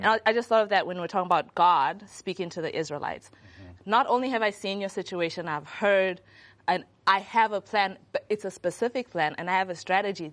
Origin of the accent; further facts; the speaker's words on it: Zimbabwe; I'm from Zimbabwe